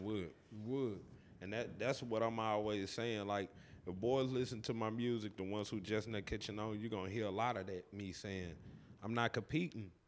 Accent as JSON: {"language": "English", "region": "Tennessee", "country": "United States", "tie": "born or raised there", "said": "I'm born and raised Cache River, Tennessee. Uh, I've been here my whole life."}